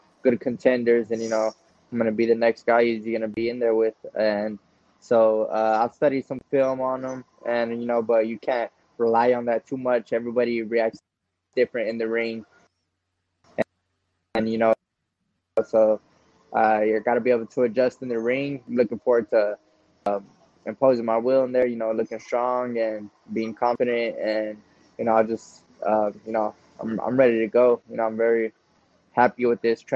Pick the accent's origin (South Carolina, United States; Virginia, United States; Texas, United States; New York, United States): Texas, United States; we're both from Texas